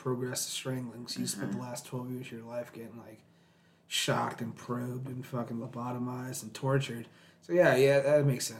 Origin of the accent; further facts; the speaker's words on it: St. Albans, Virginia, United States; my hometown, St. Albans